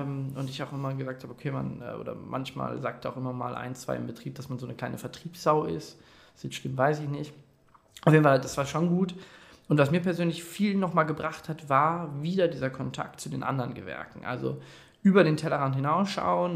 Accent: Detmold, North Rhine-Westphalia, Germany; ich komme gebürtig aus Detmold

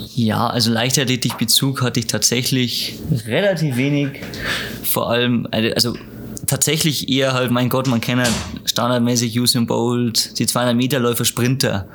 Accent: Lower Bavaria, Germany; Niederbayern, wo ich herkomme

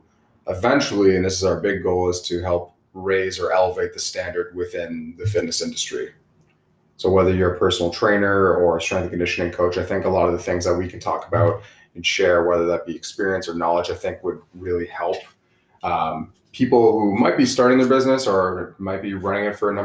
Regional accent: Burlington, Ontario, Canada; now in Ottawa, Canada; Grew up in Burlington, Ontario, so between Hamilton and Toronto area, came to Ottawa to pursue my collegiate football career.

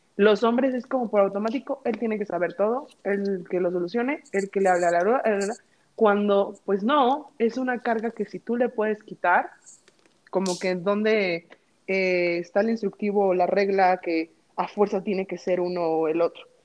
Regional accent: Mexico; moved away; somos mexicanos

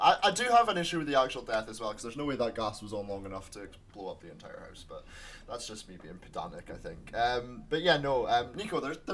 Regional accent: Aberdeen, Scotland, United Kingdom; I like Aberdeen. I've been here my whole life.

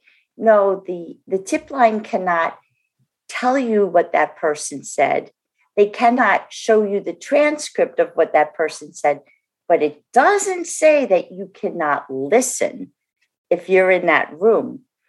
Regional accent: New Jersey, United States; I'm from New Jersey, as our fan base probably knows.

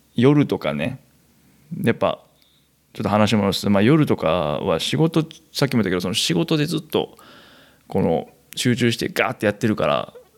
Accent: Kansai, Japan; moved away as an adult; 生まれも育ちも関西という生粋の関西人

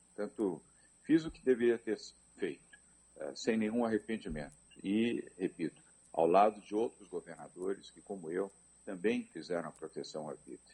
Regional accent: São Paulo, Brazil; Eu nasci em São Paulo, capital

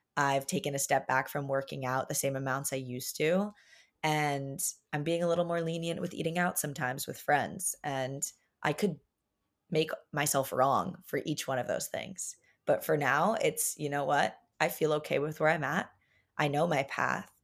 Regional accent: Long Island, New York, United States; growing up on Long Island, a very like privileged little town

